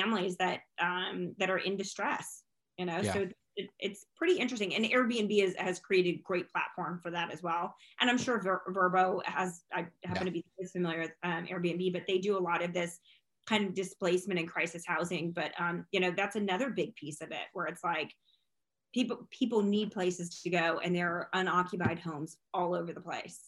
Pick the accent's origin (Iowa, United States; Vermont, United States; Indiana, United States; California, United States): Iowa, United States; now in Texarkana, United States; I'm also from Iowa, where it was where I grew up